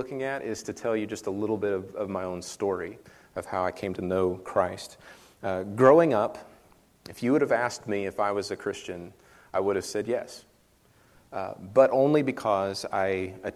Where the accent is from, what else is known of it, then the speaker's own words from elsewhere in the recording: western Kansas, United States; moved away as an adult; also born or lived in Kentucky; now in Prairie Grove, United States; I'm originally from a small town in western Kansas